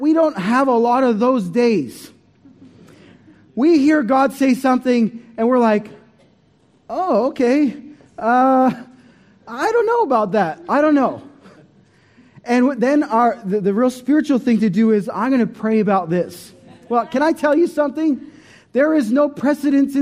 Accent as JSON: {"language": "English", "country": "Canada", "also_born_or_lived": "Montreal", "moved": "as an adult", "lives_now": "Australia", "said": "We came from Canada in 2005"}